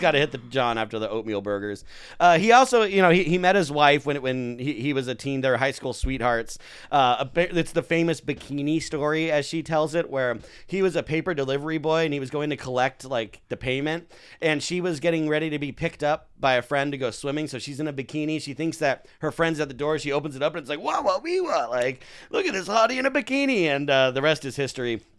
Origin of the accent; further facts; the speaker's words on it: Santa Clarita, California, United States; my hometown, Santa Clarita